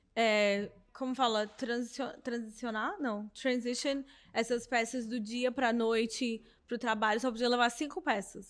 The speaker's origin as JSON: {"language": "Portuguese", "country": "Brazil", "tie": "born or raised there", "moved": "yes", "said": "Eu cresci numa cidade pequena no Brasil, em Nanu, que é divisa com a Bahia"}